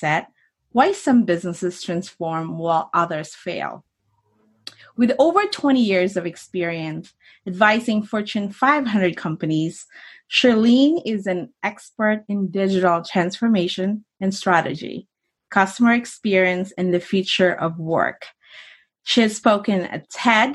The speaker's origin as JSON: {"language": "English", "country": "Philippines", "tie": "born or raised there", "second_language": "English", "moved": "as an adult", "said": "I grew up in the Philippines. I moved out here right after college."}